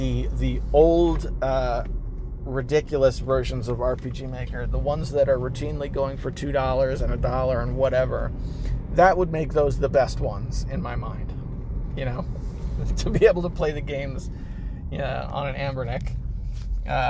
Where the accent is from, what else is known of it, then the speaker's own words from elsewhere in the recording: United States; as an American